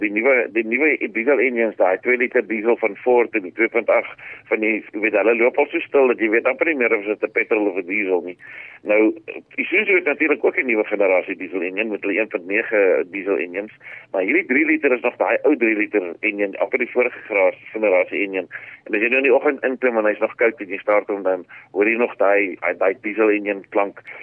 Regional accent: South Africa; ons is Suid-Afrikaners

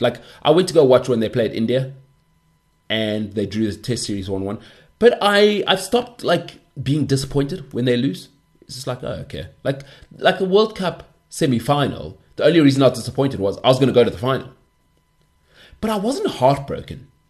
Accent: South Africa; being South African

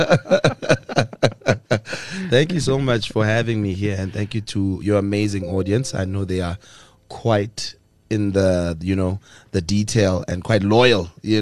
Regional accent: Pretoria, Gauteng, South Africa; I was born and bred in the capital city of South Africa, Tshwane, Pretoria.

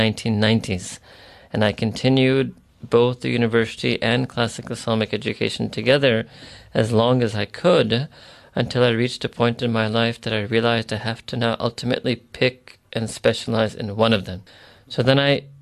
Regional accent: New York, United States; moved away as an adult; also born or lived in Chicago; I was born and raised in New York

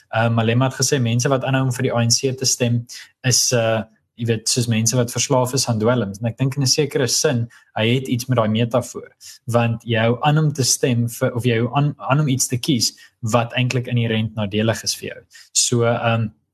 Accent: South Africa; moved away as an adult; also born or lived in Europe; ek's Afrikaner

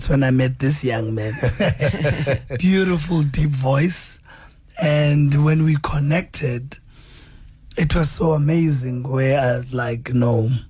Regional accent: East London, Eastern Cape, South Africa; moved away; We're from the Eastern Cape. I'm from the side of East London.

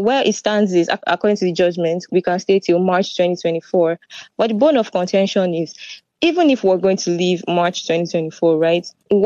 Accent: Nigeria; moved away as an adult; also born or lived in Ukraine; now in Netherlands; I was born in Nigeria, but I didn't come to Netherlands from Nigeria

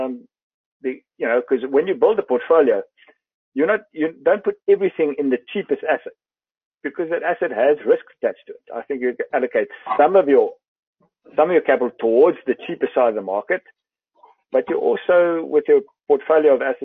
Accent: South Africa

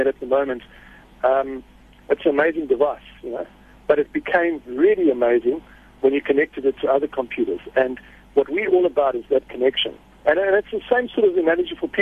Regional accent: Durban, KwaZulu-Natal, South Africa; I'm from Durban, so I don't get that much chance to speak Afrikaans.

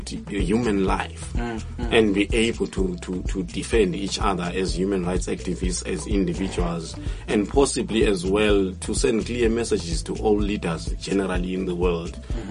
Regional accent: Matabeleland, Zimbabwe; I come from Matebele

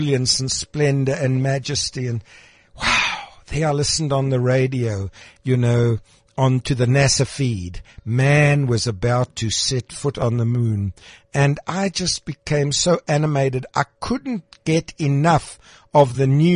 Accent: Krugersdorp, Gauteng, South Africa; When I grew up in Krugersdorp

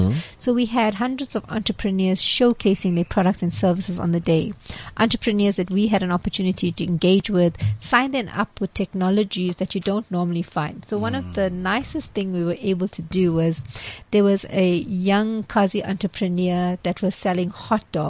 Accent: Chatsworth, KwaZulu-Natal, South Africa; So I grew up in Chatsworth

